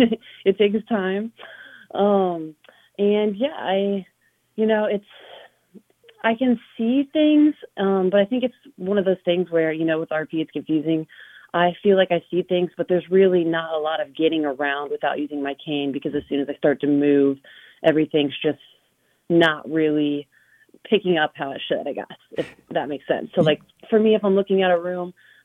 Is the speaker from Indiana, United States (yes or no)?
yes; Richmond, Indiana, United States; also born or lived in Bloomington, Indiana; now in Indianapolis, United States; I grew up in Richmond, Indiana